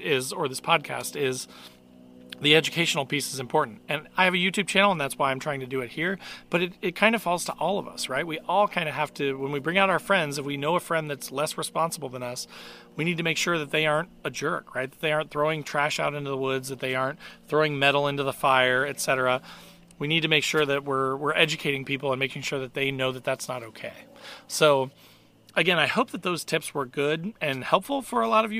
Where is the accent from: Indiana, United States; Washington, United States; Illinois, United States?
Indiana, United States; I'm from Indiana